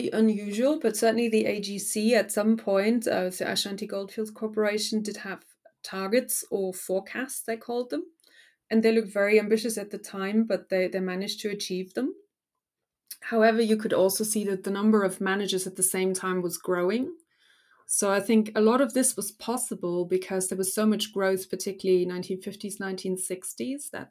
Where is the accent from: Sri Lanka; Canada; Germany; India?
Germany; now in United Kingdom; So obviously, I came from Germany, hadn't been in Britain that long